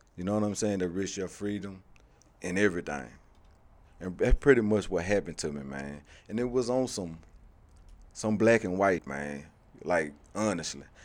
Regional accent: Shreveport, Louisiana, United States; moved away as an adult; also born or lived in Haughton, Louisiana; growing up in Shreveport

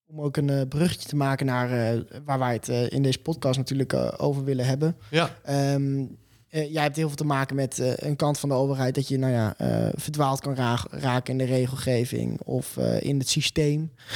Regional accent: Mantgum, Friesland, Netherlands; in het dorp waar ik ben opgegroeid, Mantrum

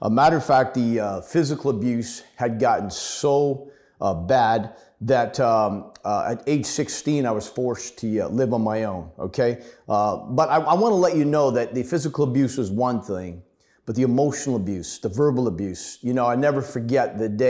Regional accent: Ottawa, Ontario, Canada; born there; So anyways, a little bit about my story. I was born in Ottawa, but like I said, about 50 years ago.

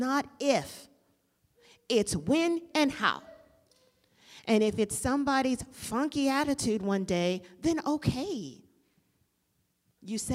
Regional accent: Washington, District of Columbia, United States; I'm from D.C.

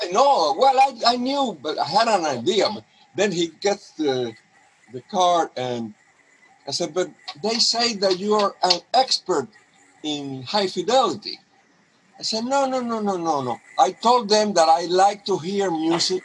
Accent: Cuba; moved away as an adult; also born or lived in Honduras; now in Seattle, United States; I am from Cuba

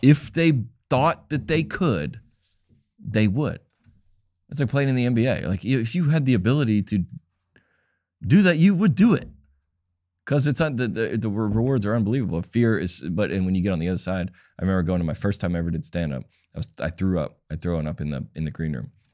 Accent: Atlanta, Georgia, United States; I grew up in Atlanta.

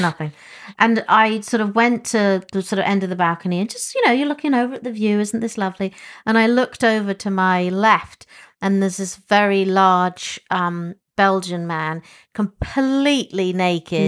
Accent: England, United Kingdom; as an English person

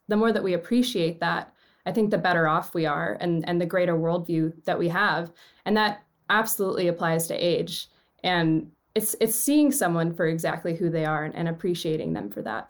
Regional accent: Seattle, Washington, United States; moved away as an adult; also born or lived in Los Angeles; I grew up in Seattle. I went to Roosevelt High School

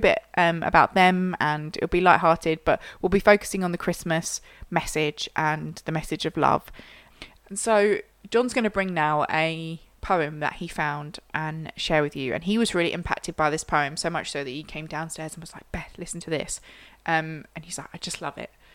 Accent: Yorkshire and the Humber, United Kingdom; I'm a Yorkshire girl

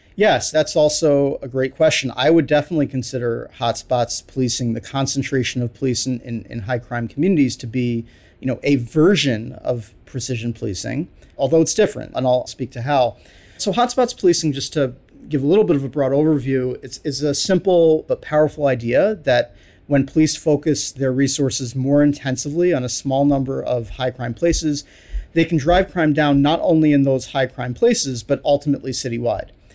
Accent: New York City, New York, United States; I grew up in New York City during nineteen eighties

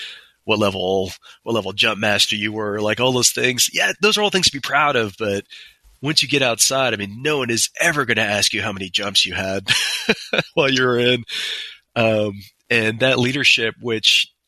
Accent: New York City, New York, United States; I grew up in Queens, New York.

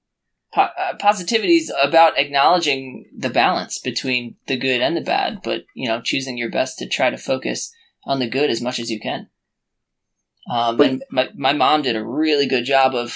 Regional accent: New Jersey, United States; I grew up in New Jersey, not two towns from where I live now, three towns where I live now

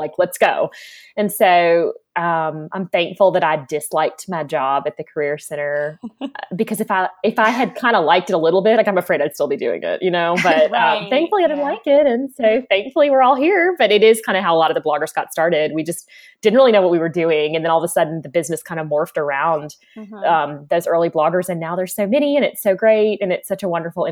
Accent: Raleigh, North Carolina, United States; also born or lived in Charleston, South Carolina; I grew up in Charleston, South Carolina for my first half of childhood and Raleigh, North Carolina for the second half of childhood

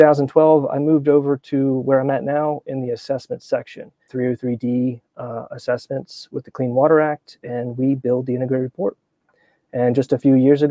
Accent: Hanover, Pennsylvania, United States; Yes, I am born and raised in Pennsylvania. So I kind of grew up in South Central Pennsylvania, a town called Hanover

